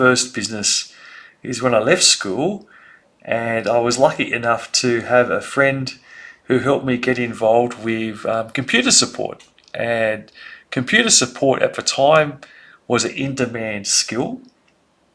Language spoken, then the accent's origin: English; Sydney, New South Wales, Australia; I grew up in Sydney and I was very lucky to grow up in the eastern suburbs of Sydney